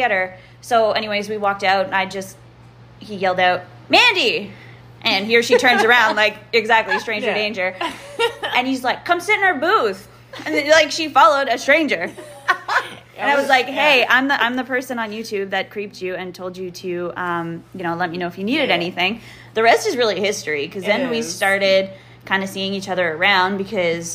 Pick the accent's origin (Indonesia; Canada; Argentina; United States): Canada; I'm Canadian.